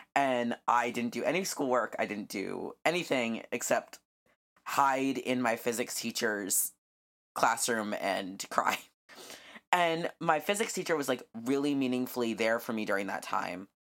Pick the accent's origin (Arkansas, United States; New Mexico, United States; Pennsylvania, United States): New Mexico, United States; I grew up in New Mexico